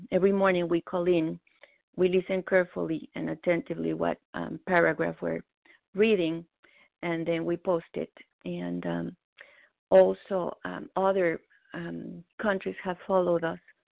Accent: Mexico; moved away as an adult; now in Boston, United States; I was born in Mexico, but I've lived in Boston, from which I'm called, where I'm calling, for the last 23 years

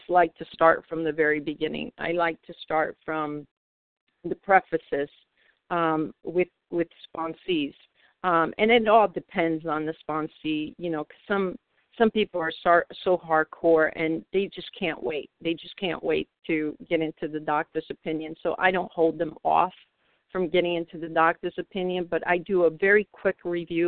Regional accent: New York City, New York, United States; I come from Manhattan, New York. I live in the New York City area

